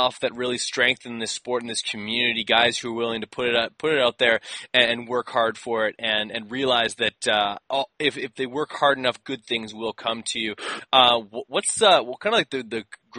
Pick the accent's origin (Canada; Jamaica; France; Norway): Canada; I'm actually from Canada